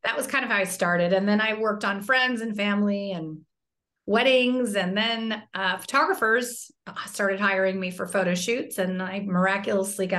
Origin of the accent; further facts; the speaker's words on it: Fairfax, California, United States; I grew up in Fairfax, which is like kind of a very low-key town.